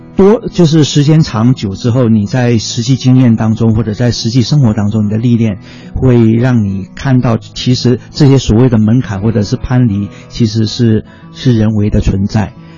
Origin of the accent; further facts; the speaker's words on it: China; also born or lived in Cambodia / Taiwan; 我的大学中学大学教育是在中国完成的。啊，我， 我是在节目在出生， 啊，文革期间就回到中国，然后在中国完成我的中学跟大学教育，我的本科是历史系